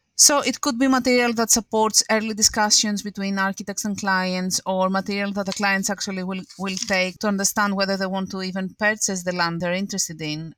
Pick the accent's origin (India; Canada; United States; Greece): Greece; moved away as an adult; now in London, United Kingdom; I'm from Greece